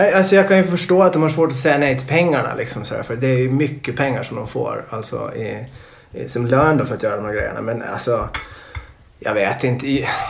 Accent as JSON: {"language": "Swedish", "country": "Åland Islands", "tie": "born or raised there", "said": "när jag växte upp på Åland"}